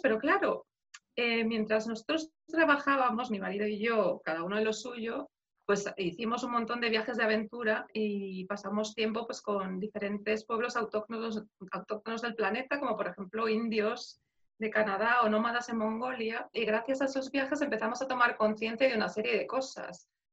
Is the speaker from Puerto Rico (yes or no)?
no; Madrid, Community of Madrid, Spain; moved away as an adult; now in Belgium; yo soy de Madrid, entonces 25 años de mi vida he vivido ahí